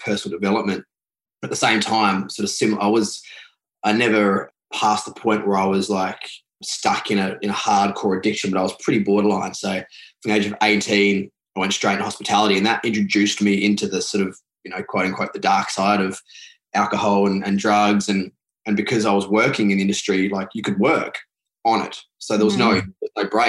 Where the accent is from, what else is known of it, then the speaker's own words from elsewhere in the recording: Adelaide, South Australia, Australia; I grew up in Adelaide in South Australia, which is the bottom part of Australia